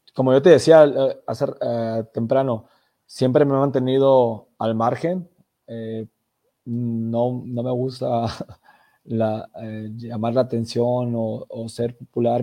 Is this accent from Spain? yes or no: no; Mexico; como mexicanos